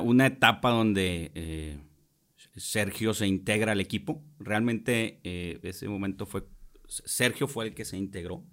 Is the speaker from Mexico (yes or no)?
yes; Monterrey, Nuevo León, Mexico; also born or lived in Jalisco; soy regiomontano